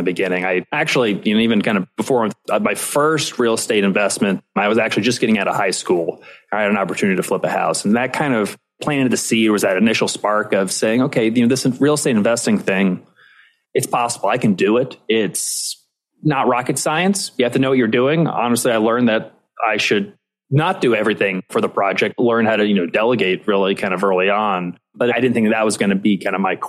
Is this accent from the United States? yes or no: yes; Indianapolis, Indiana, United States; also born or lived in New York City; I ended up moving back to Indianapolis, which is my hometown